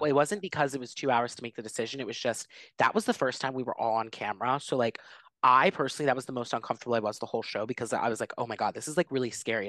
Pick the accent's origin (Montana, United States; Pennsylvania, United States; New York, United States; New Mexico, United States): Pennsylvania, United States; Philadelphia; I come from Philly, which is a huge sports city, like, we, like, die for sports